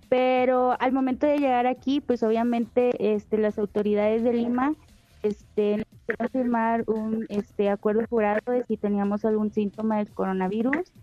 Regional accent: Mexico; varios mexicanos, este, abrimos un grupo de WhatsApp

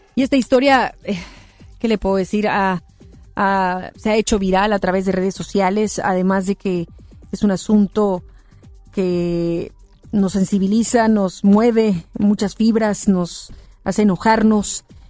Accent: Mexico; como mexicanos, mexicanas

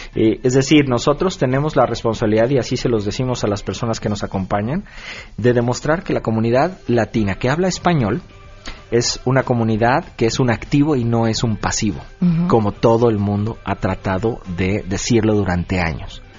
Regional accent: Mexico; now in Austin, United States; yo había nacido y crecido en México

